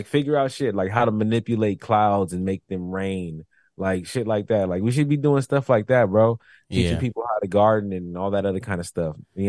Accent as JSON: {"language": "English", "country": "United States", "said": "As an American"}